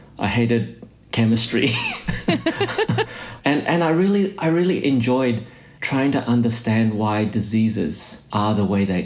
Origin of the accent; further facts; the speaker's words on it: Australia; moved away as an adult; also born or lived in Indonesia / New Zealand; now in Boston, United States; I was born in Indonesia. Our family migrated to Australia when I was a kid because my parents wanted, you know, us to have a better life, to have a better education. And so I pretty much grew up in Australia